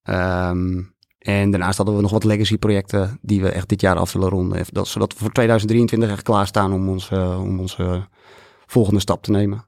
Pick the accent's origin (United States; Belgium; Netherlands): Netherlands; wij zijn Nederlanders